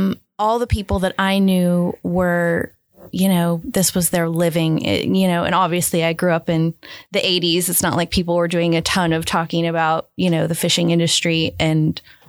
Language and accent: English; Port Orford, Oregon, United States; I am from Port Orford, Oregon. So it's a tiny town of about 1,000 people on the southern Oregon coast, about an hour north of California. And it's like a little fishing town. And I grew up there.